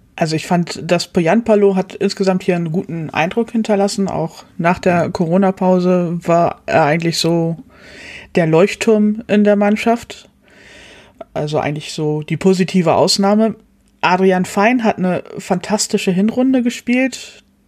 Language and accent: German; Hamburg, Germany; Ich komme hier aus der Ecke, aus Hamburg